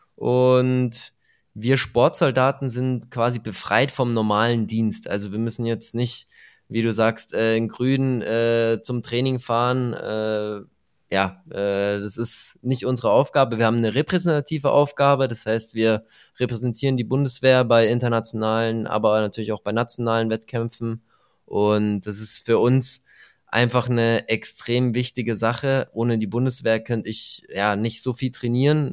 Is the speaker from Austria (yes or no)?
no; Germany; Bei uns in Deutschland